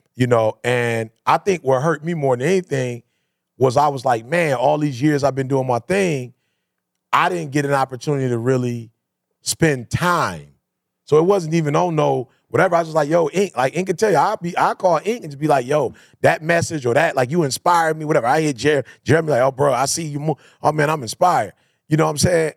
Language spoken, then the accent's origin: English; Detroit, Michigan, United States; I come from Detroit